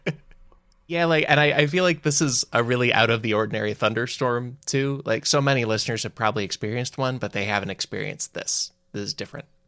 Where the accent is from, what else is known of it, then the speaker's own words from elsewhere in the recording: Illinois, United States; growing up in Illinois, which has a lot of thunderstorms.